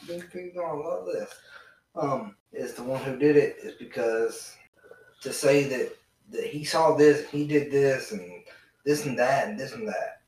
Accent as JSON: {"language": "English", "region": "Georgia", "country": "United States", "tie": "born or raised there", "said": "coming from the the southern states, born and raised in Georgia"}